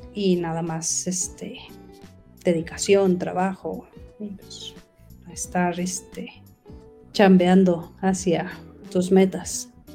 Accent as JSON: {"language": "Spanish", "region": "Mexico City", "country": "Mexico", "said": "yo soy de la Ciudad de México"}